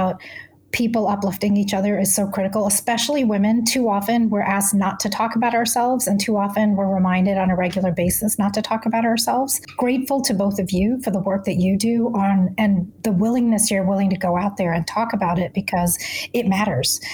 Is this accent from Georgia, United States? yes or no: no; Texas, United States; moved away; also born or lived in Northeast United States; I grew up in Texas